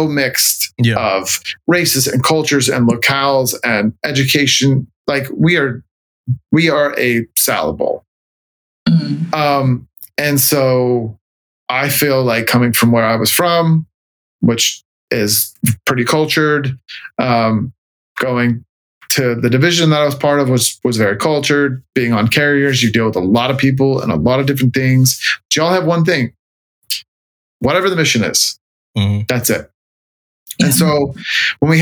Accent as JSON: {"language": "English", "town": "Los Angeles", "region": "California", "country": "United States", "tie": "born or raised there", "also_born_or_lived": "San Diego / Norfolk, Virginia", "moved": "as an adult", "said": "I'm from California. Mm-hmm. And I'm from Southern California, was born in LA, lived in San Diego for a long time"}